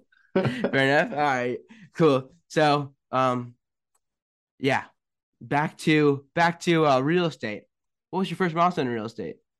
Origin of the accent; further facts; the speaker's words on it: Potomac, Maryland, United States; I'm from Potomac. I'm from down the street